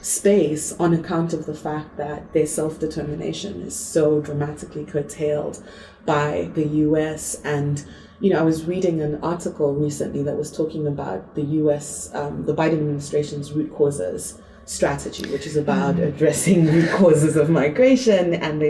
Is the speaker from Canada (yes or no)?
no; Zambia; also born or lived in Zimbabwe; You know, I'm from Zambia and Zimbabwe, and my family's on both sides.